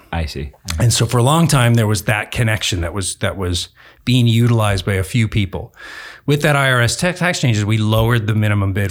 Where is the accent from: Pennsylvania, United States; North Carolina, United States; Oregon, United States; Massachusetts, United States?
Oregon, United States; Southern; grew up in Southern Oregon